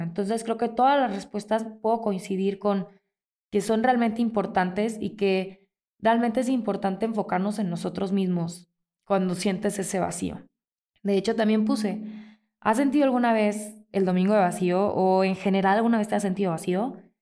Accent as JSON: {"language": "Spanish", "town": "Mazatlán", "region": "Sinaloa", "country": "Mexico", "tie": "born or raised there", "moved": "yes", "lives_now": "Morelia, Mexico", "said": "Yo soy de Mazatlán, allá crecí y mi papá y mis hermanos viven allá"}